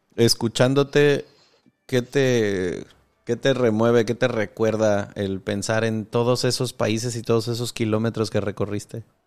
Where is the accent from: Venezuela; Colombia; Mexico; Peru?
Mexico